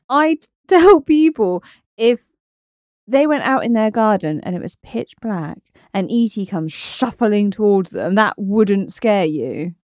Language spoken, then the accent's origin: English; Torquay, South West England, United Kingdom; moved away; I'm from Torquay, by the way, in Devon